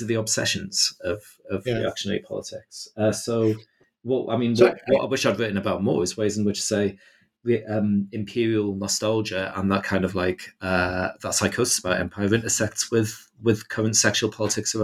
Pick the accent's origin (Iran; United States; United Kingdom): United Kingdom; as a British person